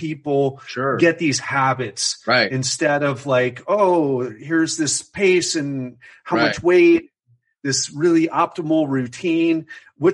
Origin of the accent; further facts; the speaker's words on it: Miami, Florida, United States; moved away as an adult; now in Brazil; growing up in Miami